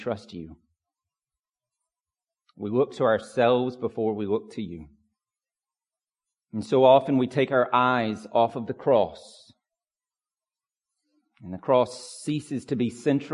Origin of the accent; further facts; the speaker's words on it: Pine Log, Georgia, United States; When I was a kid growing up in Pine Log, we did not have an address that had numbers